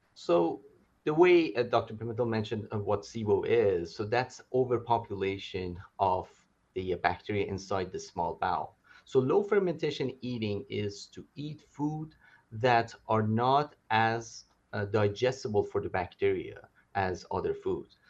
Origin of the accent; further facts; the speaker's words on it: Calgary, Alberta, Canada; moved away as an adult; also born or lived in Edmonton; now in Los Angeles, United States; I'm from Calgary, uh, and I did training in Edmonton as well